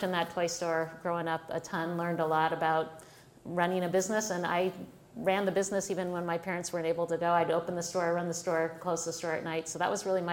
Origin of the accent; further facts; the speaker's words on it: Selma, Alabama, United States; moved away; I was born in Selma, Alabama